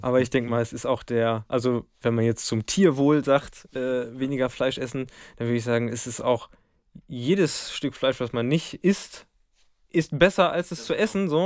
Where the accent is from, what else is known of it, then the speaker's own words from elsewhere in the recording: Lemgo, North Rhine-Westphalia, Germany; ich komme aus dem Lipperland